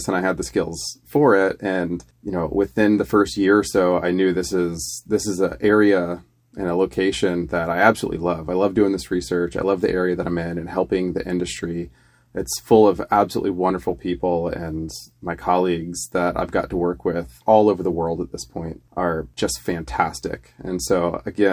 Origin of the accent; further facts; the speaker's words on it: Florida, United States; moved away as an adult; I came from Florida, where there's not a lot of vineyards